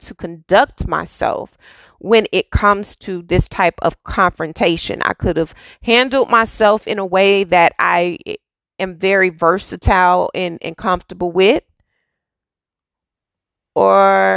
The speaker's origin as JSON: {"language": "English", "town": "Dallas", "region": "Texas", "country": "United States", "tie": "born or raised there", "moved": "yes", "said": "I am from Texas. Yes, I am from Dallas. I am born and raised city girl"}